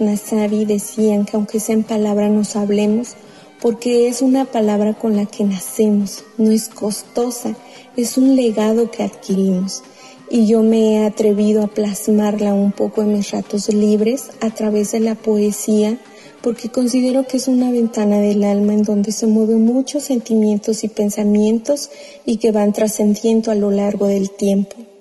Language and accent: Spanish; Atlamajalcingo del Monte, Guerrero, Mexico; first language Mixtec (Tu'un Savi); Spanish is a second language; yo soy originaria de 5 del Monte Guerrero, región montaña. Como lo he expresado en mi lengua materna Tunzabi